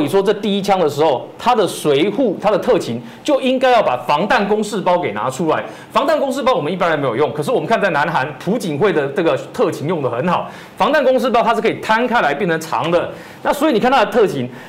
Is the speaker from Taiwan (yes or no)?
yes; Taiwan; 这件事情除了不是只有我们台湾人看到，连日本人都看到